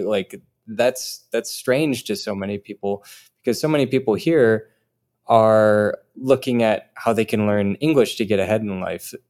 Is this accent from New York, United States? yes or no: no; Rochester, Minnesota, United States; moved away; I'm from Rochester, Minnesota, home of the Mayo Clinic